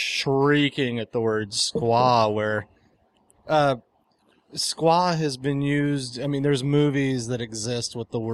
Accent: Chicago, Illinois, United States; I'm from Chicago.

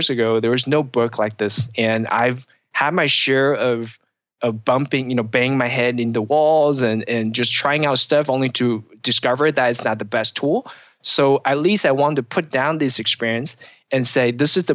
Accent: Pacific Northwest, United States; Um, so I'm from the Pacific Northwest

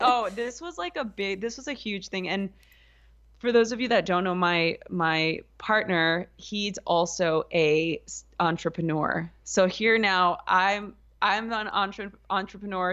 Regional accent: Los Angeles, California, United States; I grew up in East Los Angeles during the L A riots

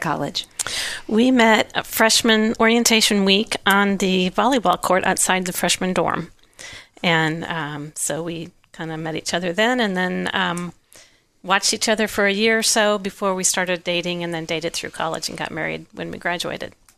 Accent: outside of Chicago, Illinois, United States; now in Kansas, United States; I grew up outside of Chicago.

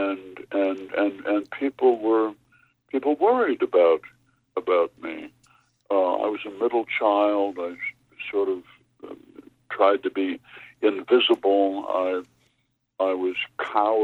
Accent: Minnesota, United States; I come from Minnesota

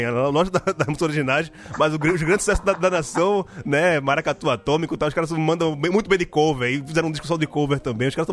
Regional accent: Pernambuco, Brazil; a gente como pernambucano

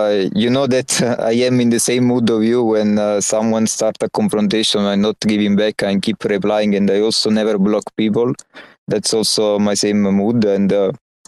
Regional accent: Naples, Campania, Italy; accent: Naples; English is a second language; I actually have a pretty strong Naples accent when I speak Italian

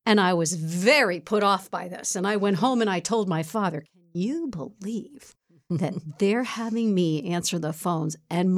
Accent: Bronx, New York, United States; born and raised in the Bronx.

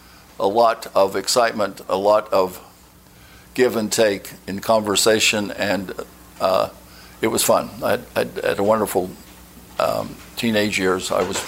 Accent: Ogden, Utah, United States; I grew up in Ogden, Utah.

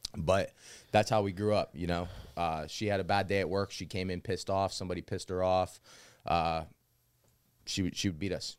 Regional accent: New Castle, Pennsylvania, United States; also born or lived in Arizona; as a child, I grew up m, mostly in Newcastle

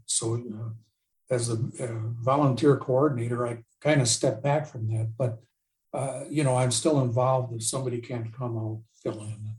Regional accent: Port Washington, Wisconsin, United States; moved away as an adult; I grew up in Port Washington, but I, my job took me all over the world, and I lived all over, and I just came home

